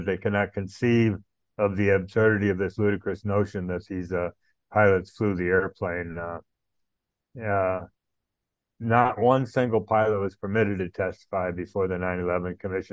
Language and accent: English; United States; moved away as an adult; now in Islamabad, Pakistan; I'm an American citizen married to a Pakistani who currently resides in Islamabad, Pakistan, where we've lived for the last 14 years